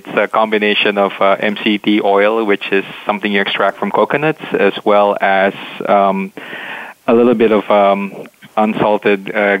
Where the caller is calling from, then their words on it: Chicago, Illinois, United States; So I'm calling from Chicago, like I was last time.